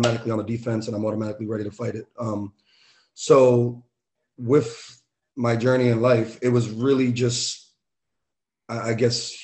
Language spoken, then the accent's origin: English; New York City, New York, United States; I had nothing growing up in the Bronx, growing up in New York.